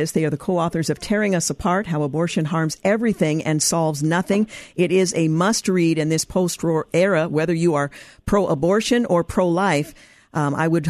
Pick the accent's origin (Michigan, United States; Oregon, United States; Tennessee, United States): Oregon, United States; my home state of Oregon